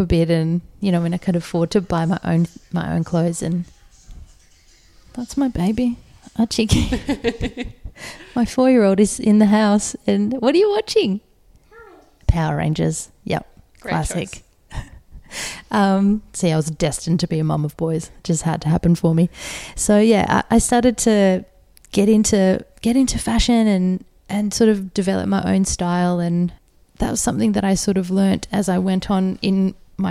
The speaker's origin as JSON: {"language": "English", "town": "Adelaide", "region": "South Australia", "country": "Australia", "tie": "born or raised there", "moved": "yes", "lives_now": "Sydney, Australia", "said": "growing up in Adelaide"}